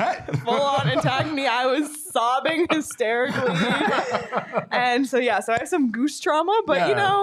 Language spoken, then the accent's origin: English; Toronto, Ontario, Canada; moved away; I was born and raised in Toronto